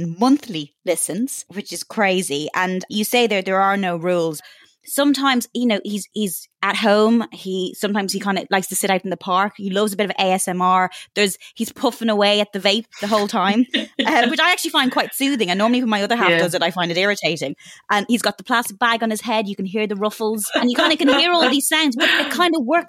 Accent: Ireland; moved away; as an Irish person, especially living away from home

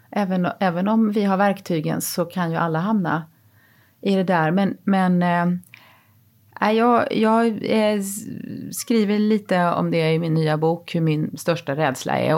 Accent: Småland, Sweden; ja ibland kommer min småländska ådra fram

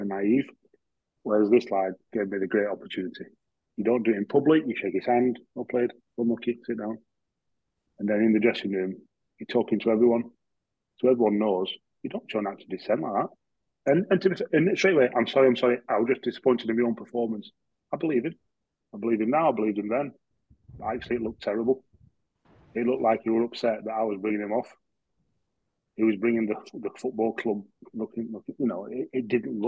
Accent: Yorkshire and the Humber, United Kingdom; I'm a Yorkshireman.

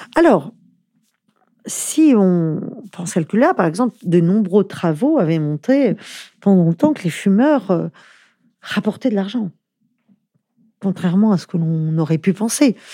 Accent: France; en tant que Français

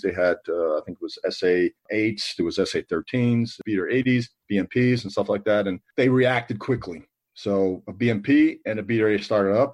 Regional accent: New York City, New York, United States; I was from New York City, where I came from

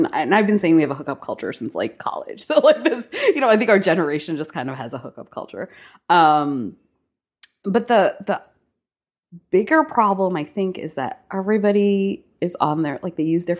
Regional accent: New York City, New York, United States; It was like a girl I grew up in New York City.

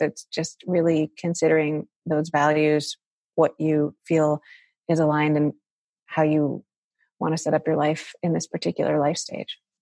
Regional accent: Chicago, Illinois, United States; I was brought up in Chicago

